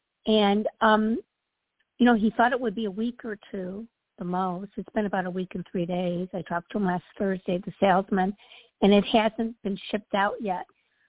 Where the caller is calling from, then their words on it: Midwest, United States; Hi, Toni. It's … from the Midwest.